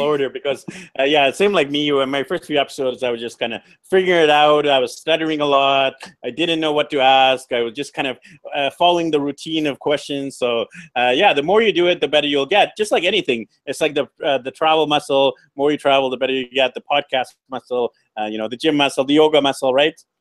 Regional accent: Vancouver, British Columbia, Canada; moved away; I'm actually from Vancouver, B C, Canada.

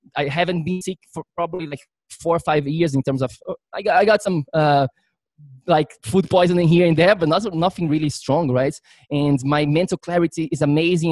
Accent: Florianópolis, Santa Catarina, Brazil; moved away as an adult; now in New York City, United States; I'm originally from Brazil um, grew up there my whole life until I was, I think, 21. That's when I moved to New York.

